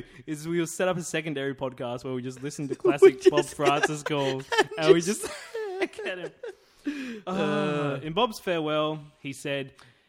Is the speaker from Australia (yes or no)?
yes; Australia; I'm the Australian asshole.